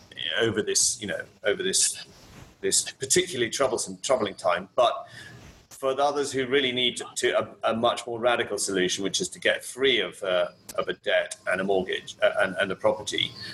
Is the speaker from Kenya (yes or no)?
yes; Kenya; now in Barcelona, Spain; I mean, I was born in Kenya. I grew up in Africa, and always through in a, you know, British or British educational system. My mother is English, and so, but I've always been an expat.